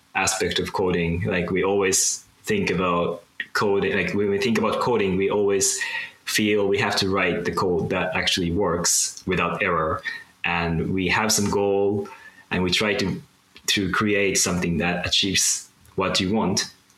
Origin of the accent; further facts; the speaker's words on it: Japan; I'm from Japan